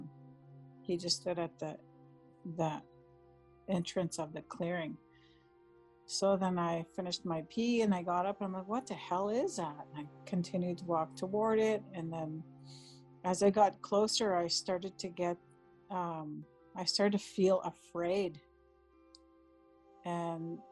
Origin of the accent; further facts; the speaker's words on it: White Sand First Nation, northwestern Ontario, Canada; I'm Anishinaabe from White Sand First Nation in northwestern Ontario